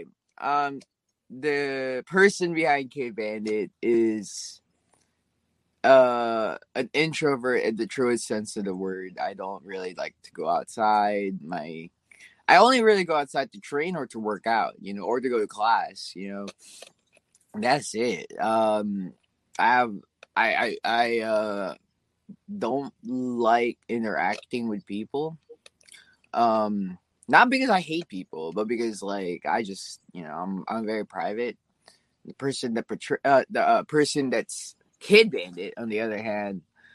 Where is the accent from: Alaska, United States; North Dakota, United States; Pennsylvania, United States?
Alaska, United States; I was from Alaska, so being stationed back in Alaska was cool